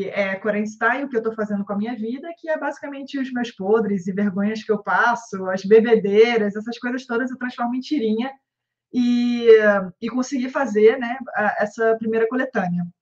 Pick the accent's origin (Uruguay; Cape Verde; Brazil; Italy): Brazil; Rio de Janeiro; accent: carioca; now in São Paulo, Brazil; pelo meu sotaque, já vão desconfiar que eu sou carioca, então, mas exatamente eu moro em São Paulo.